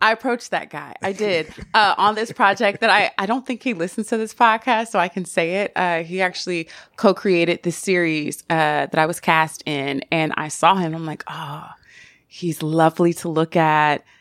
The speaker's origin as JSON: {"language": "English", "region": "the South", "country": "United States", "said": "I'm from the South"}